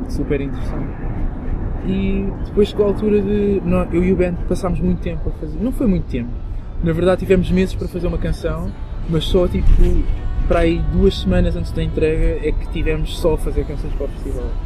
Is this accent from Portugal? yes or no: yes; Moita, Setúbal, Portugal; also born or lived in Angola; cresci numa vila super pequena, na Moita, na margem sul.